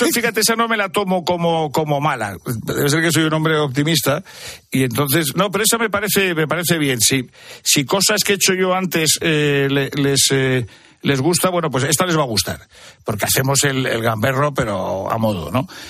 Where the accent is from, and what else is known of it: Madrid, Community of Madrid, Spain; born or raised there; also born or lived in Torrelavega, Cantabria